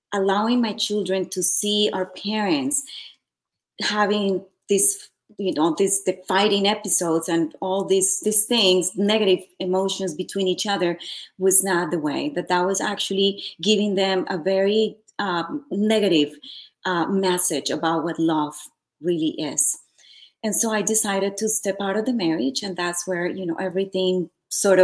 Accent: Colombia; moved away as an adult; also born or lived in Santa Monica, Los Angeles, United States; now in Los Angeles, United States; I am originally from Colombia. I moved here to Los Angeles, actually Santa Monica. Back in 97, I believe that's what it was. So at a very young age, I was about 21 years old.

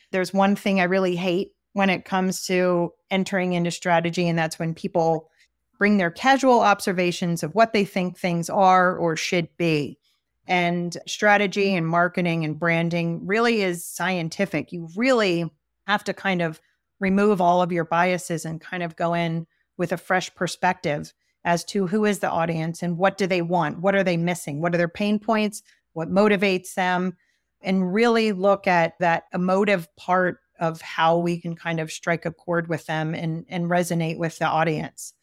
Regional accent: East Coast, United States; accent: East Coast; my East Coast accent

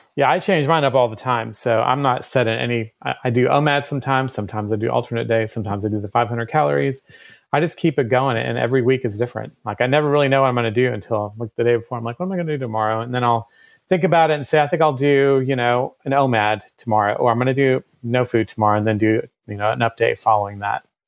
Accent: Germany; now in Athens, United States; I was born in Germany

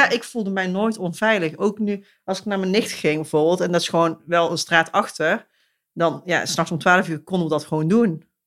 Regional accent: Eindhoven, North Brabant, Netherlands; waar kom je vandaan of uit welke wijk, en je zei het eten, ja, Woensel. En ik moest dan ook heel vaak zeggen, vlakbij de Edison of bij de Edisonstraat.

